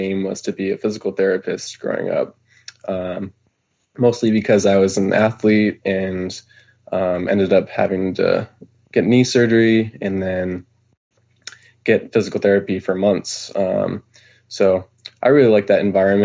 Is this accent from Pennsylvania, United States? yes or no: no; Bay Area, California, United States; moved away as an adult; now in Idaho, United States; I was originally from California